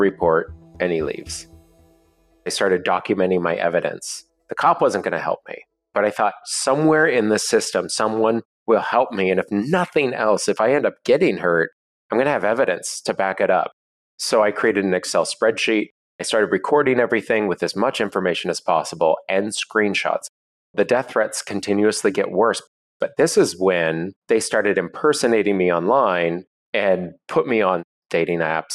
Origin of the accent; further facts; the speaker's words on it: Seattle, Washington, United States; I'm in my hometown of Seattle